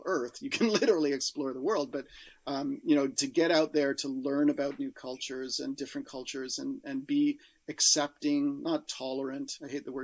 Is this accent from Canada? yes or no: yes; Canada; as a Canadian